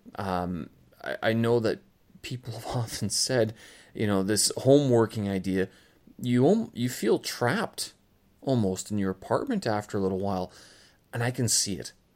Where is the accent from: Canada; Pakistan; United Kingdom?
Canada; moved away as an adult; now in Beijing, China; I was, I am Canadian, but, uh, I haven't really been living in Canada for quite some time.